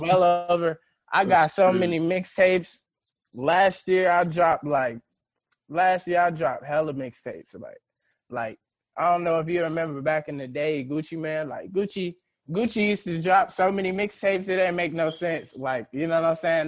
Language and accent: English; St. Louis, Missouri, United States; we're from St. Louis